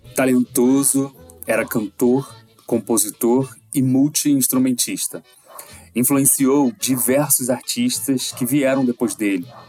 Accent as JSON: {"language": "Portuguese", "town": "Nova Friburgo", "region": "Rio de Janeiro", "country": "Brazil", "tie": "born or raised there", "said": "aqui de Friburgo, a cidade onde eu nasci"}